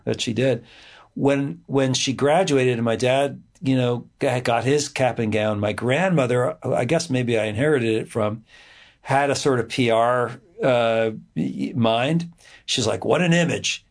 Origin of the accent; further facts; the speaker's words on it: Edison, New Jersey, United States; also born or lived in Montclair, New Jersey / New Brunswick, New Jersey; I grew up in, uh, in mostly in New Jersey